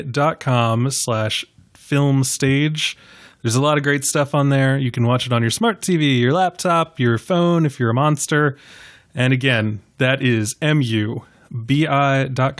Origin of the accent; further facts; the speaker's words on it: New York, United States; now in Washington, D.C., United States; I was born in New York.